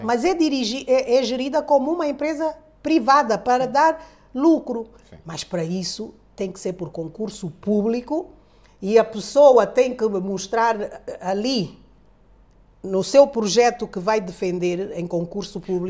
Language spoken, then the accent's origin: Portuguese; Angola; somos angolanos